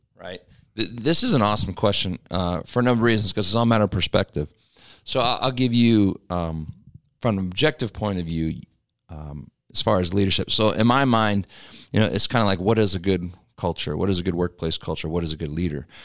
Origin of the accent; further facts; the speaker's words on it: Pennsylvania, United States; moved away; back home where I grew up in Pennsylvania